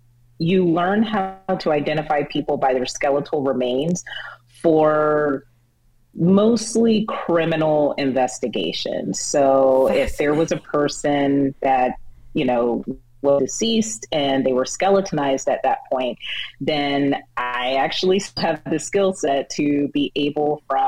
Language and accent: English; Atlanta, Georgia, United States; born there; So I was actually born in Atlanta. People always like to debate me because they say I pronounce the T's, but I was actually born